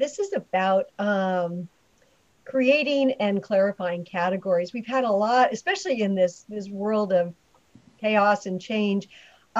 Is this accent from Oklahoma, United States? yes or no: no; California, United States; So this episode is about where I'm from California, and actually the background's California.